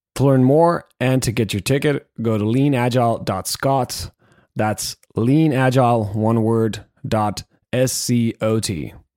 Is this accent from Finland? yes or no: yes; Finland; we're both from Finland.